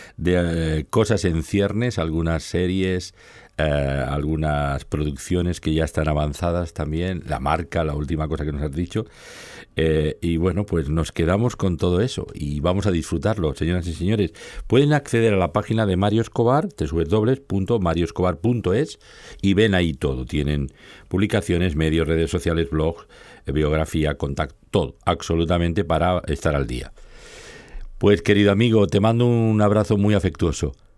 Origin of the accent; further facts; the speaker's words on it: Barcelona, Catalonia, Spain; como soy un barcelonés, bueno, yo soy un barcelonés postizo, porque mi padre era un republicano que vivía en Francia y vino aquí a recoger a mi madre a Murcia y, hicieron parada y fonda en Barcelona y nacimos casualmente y al final se quedaron